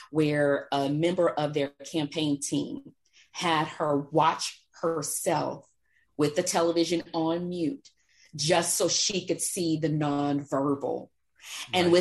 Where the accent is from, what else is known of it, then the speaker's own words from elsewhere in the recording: Texas, United States; Growing up in Texas, back in the day, my understanding was it was illegal.